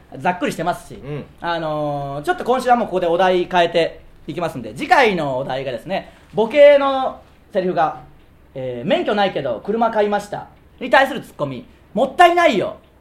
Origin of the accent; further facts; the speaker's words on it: Tsuyama, Okayama, Japan; 僕らの出身地である岡山県富山市